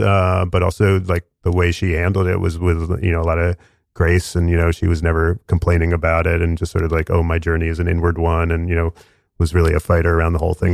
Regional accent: Westchester County, New York, United States; I, I grew up in suburbs of New York in Westchester County

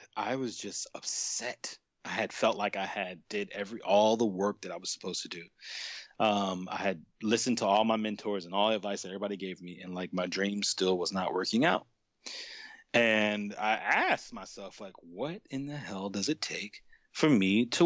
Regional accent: New York City, New York, United States; moved away; where I'm from in Brooklyn

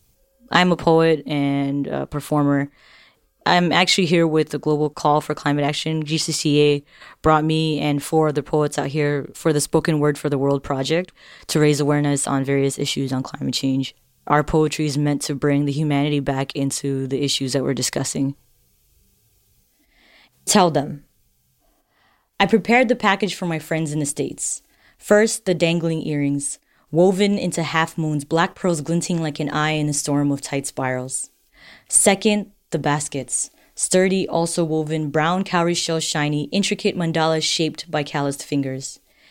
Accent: Marshall Islands

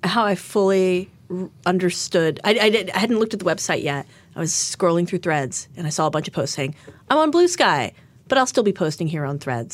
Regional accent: Fort Worth, Texas, United States; it was companies in my hometown

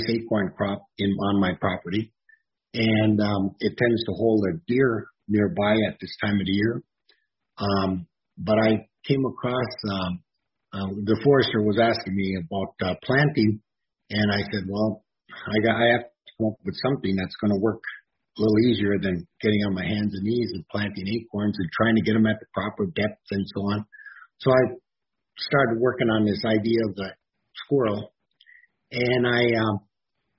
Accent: Marquette, Michigan, United States; I'm from Marquette, Michigan.

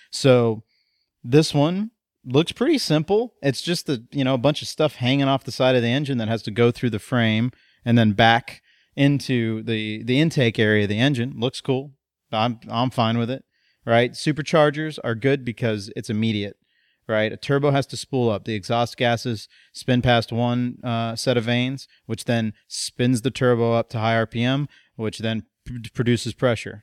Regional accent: United States; as an American

